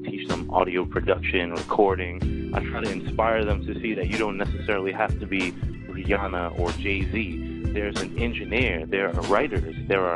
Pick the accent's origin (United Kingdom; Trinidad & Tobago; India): Trinidad & Tobago; now in United States; I was born in Trinidad